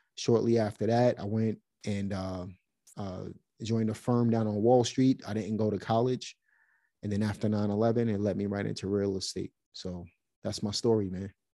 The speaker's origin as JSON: {"language": "English", "town": "New York City", "region": "New York", "country": "United States", "tie": "born or raised there", "moved": "yes", "lives_now": "North Carolina, United States", "said": "Grew up in Brooklyn."}